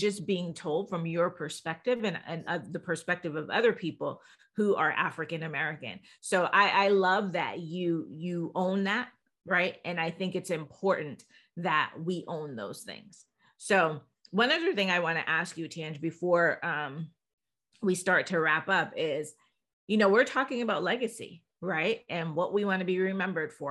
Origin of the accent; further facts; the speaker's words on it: Jamaica; I'm Jamaican